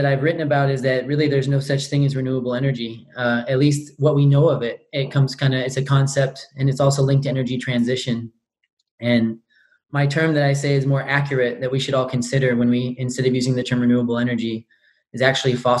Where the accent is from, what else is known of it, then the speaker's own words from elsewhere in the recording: Northern California, United States; moved away as an adult; also born or lived in England / Netherlands; now in Oslo, Norway; I'm from Northern California, but have managed to do a lot of my higher education in England, the Netherlands, and now I'm based in Norway.